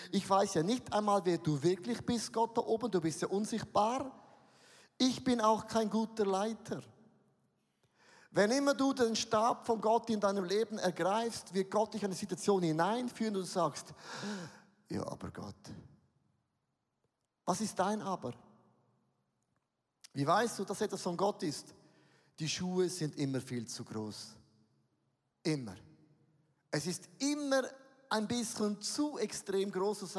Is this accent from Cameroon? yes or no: no; Switzerland; Also lasst uns mal ganz auf den Boden kommen, wir sind Schweizer.